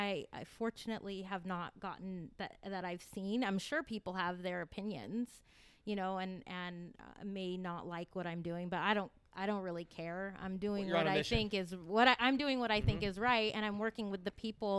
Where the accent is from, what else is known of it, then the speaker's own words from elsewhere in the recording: Corralitos, California, United States; I grew up in Corrales